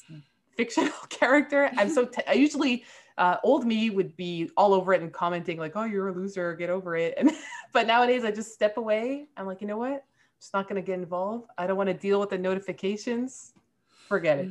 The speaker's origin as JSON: {"language": "English", "town": "Montreal", "region": "Quebec", "country": "Canada", "said": "I'm from Canada. I'm from Montreal"}